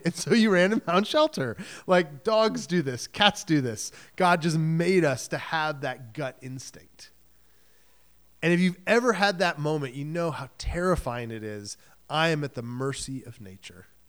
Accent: Michigan, United States; now in New England, United States; I grew up in Michigan

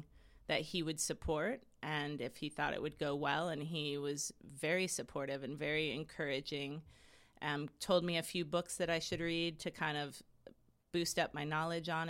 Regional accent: Portland, United States; being from here too, I'm from Portland, so service industry since I was 14

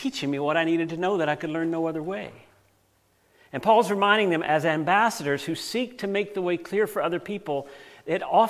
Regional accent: United States; Now, I grew up in the United States

